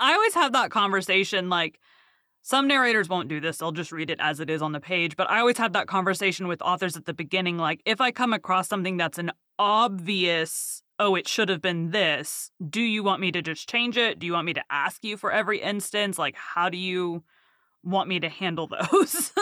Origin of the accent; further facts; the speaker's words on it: the South, United States; I'm from the South